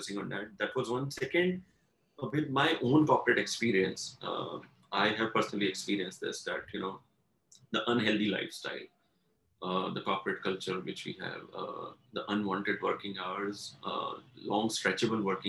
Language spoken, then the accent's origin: English; Delhi, India; also born or lived in Pune / Lucknow; I'm born and brought up in Delhi. All my education has been from Delhi